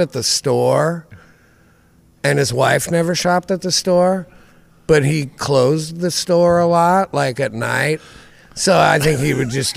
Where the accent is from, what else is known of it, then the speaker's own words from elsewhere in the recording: Montesano, Washington, United States; also born or lived in Aberdeen, Washington / Seattle; I grew up in Montesano, way outside of town.